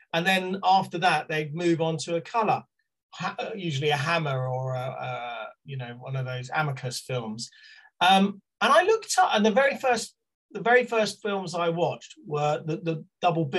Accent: Slough, South East England, United Kingdom; I was born in Slough on a council estate in 1969

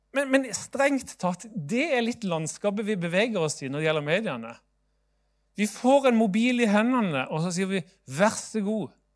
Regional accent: Sørlandet, Norway; now in Bergen, Norway; jeg er jo sørlending sjøl

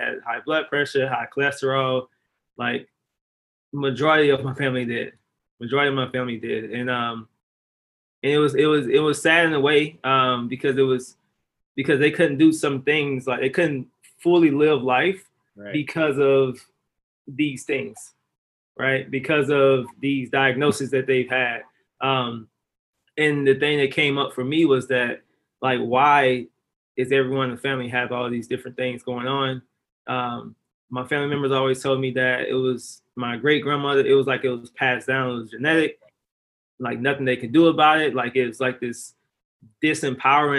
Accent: Mississippi, United States; I'm originally from Lahr, Mississippi

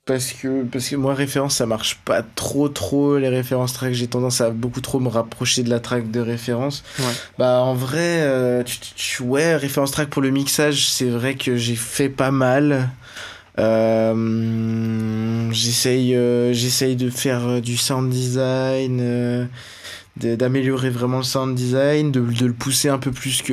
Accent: Beaune, Bourgogne-Franche-Comté, France; je viens de Beaune, euh, en Côte d'Or

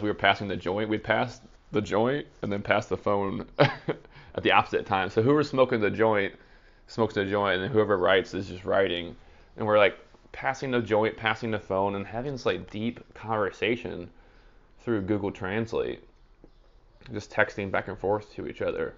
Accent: United States; I'm American and I don't speak other languages

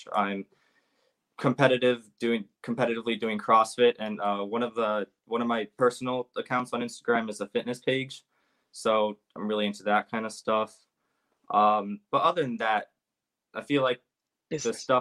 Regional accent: Bay Area, California, United States; I'm from Bay Area, California

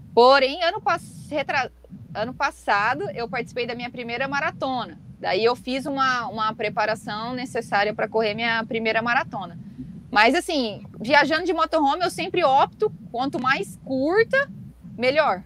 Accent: Mato Grosso do Sul, Brazil; E como eu moro no Mato, sou do Mato Grosso do Sul

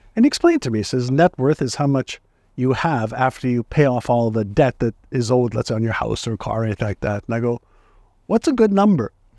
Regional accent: Montreal, Quebec, Canada; English is a second language; also born or lived in Tel Aviv, Israel; now in San Diego, United States; I was born in Tel Aviv, Israel, and my parents were tired of the war in Israel, and they wanted to just raise my brother, my sister, and I in a place that didn't have wars. And because my father and mother both spoke French, they decided Montreal

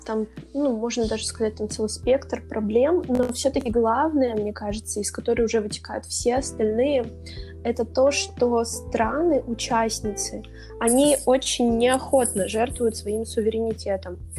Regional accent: Siberia, Russia; я россиянка, там, я сибирячка

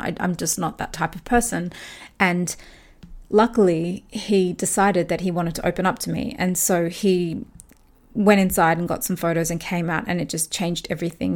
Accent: Australia; I talked about my own experiences growing up in Australia

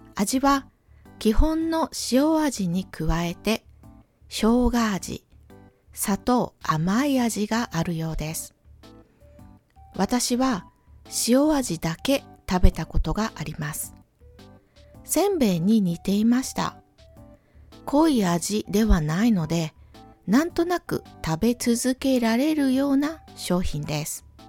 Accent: Ehime, Japan; moved away; 私の地元 は愛媛県です

